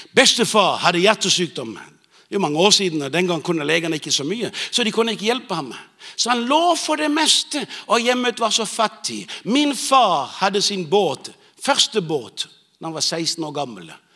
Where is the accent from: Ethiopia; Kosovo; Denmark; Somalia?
Denmark; Bornholm, Capital Region of Denmark; moved away; jeg vokste opp på Bornholm